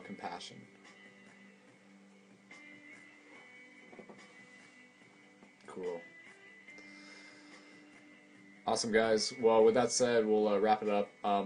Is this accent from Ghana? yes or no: no; London, Ontario, Canada; I'm from London, Ontario, Canada, to confirm, so it's a little bit north of Detroit.